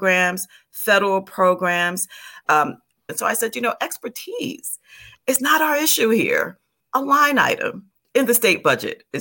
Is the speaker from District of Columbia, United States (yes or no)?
no; New York, United States; moved away as an adult; also born or lived in New Jersey; I'm from New York